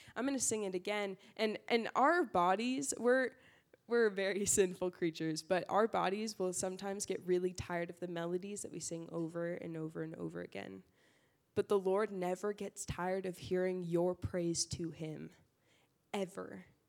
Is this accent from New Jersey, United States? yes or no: no; Burbank, California, United States; I grew up in SoCal, uh, Burbank Valley area